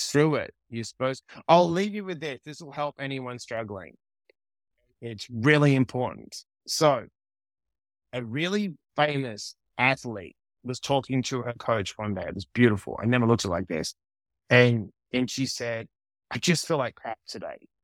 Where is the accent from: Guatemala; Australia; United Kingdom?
Australia; also born or lived in New York; now in Los Angeles, United States; I didn't grow up with the cold in Australia